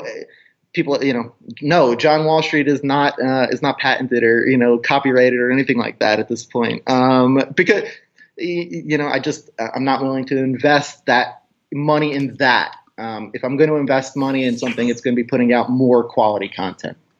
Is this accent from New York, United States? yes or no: yes; New York, United States; moved away; also born or lived in Arizona; I grew up in New York